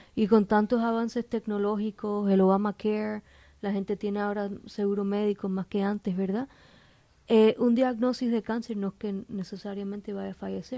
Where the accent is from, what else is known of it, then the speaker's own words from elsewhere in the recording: Miami, Florida, United States; soy de aquí, de, Miami, localmente, nací aquí